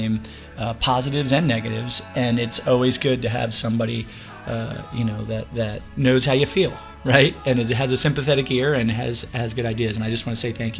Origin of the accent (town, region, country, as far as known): United States; accent: Yankee